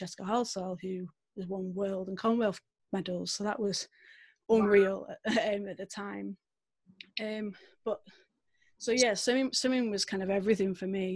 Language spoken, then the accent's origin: English; Manchester, North West England, United Kingdom; maybe you can tell from my accent a little bit, I'm from the UK. I'm from a little place called Manchester. So that's home for me